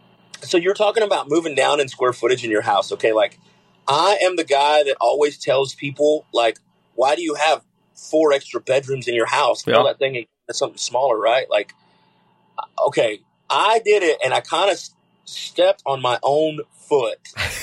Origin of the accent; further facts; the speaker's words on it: San Angelo, Texas, United States; I'm originally from San Angelo.